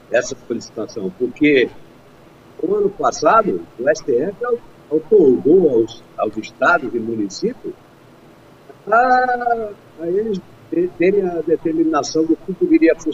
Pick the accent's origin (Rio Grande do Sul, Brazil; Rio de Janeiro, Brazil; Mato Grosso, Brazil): Mato Grosso, Brazil; lá onde eu nasci, em Mato Grosso